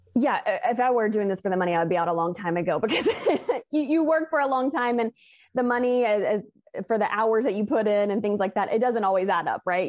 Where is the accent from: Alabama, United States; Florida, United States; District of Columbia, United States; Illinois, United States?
Alabama, United States; moved away; I am originally from Alabama